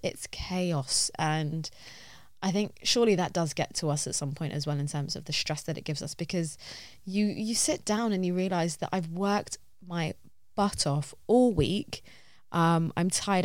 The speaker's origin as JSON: {"language": "English", "region": "London", "country": "United Kingdom", "tie": "born or raised there", "said": "I love this city with all my heart. I feel like I'm a Londoner"}